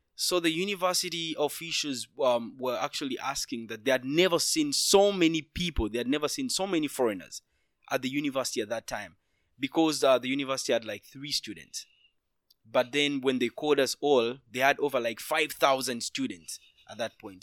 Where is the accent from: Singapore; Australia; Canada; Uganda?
Uganda; Kampala, Central Region; moved away as an adult; now in China; I'm from Uganda, the be-, very beautiful part of Africa, Kampala, where I spent most of my time, where I studied both my high school and my, my, my university